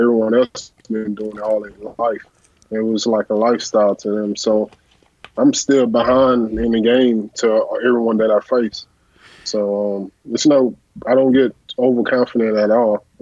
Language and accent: English; Katy, Texas, United States; I was from Katy, Texas